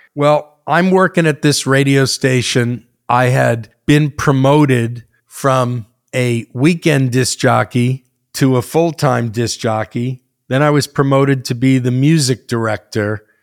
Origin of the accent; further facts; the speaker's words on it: United States; also born or lived in New Jersey; kid that grew up in both New York and New Jersey from six, seven, eight years old